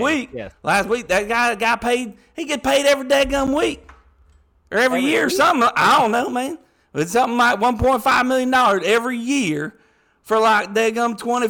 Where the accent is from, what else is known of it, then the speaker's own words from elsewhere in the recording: Atmore, Alabama, United States; I'm from Atmore, Alabama. Now, you got a problem with where I'm from?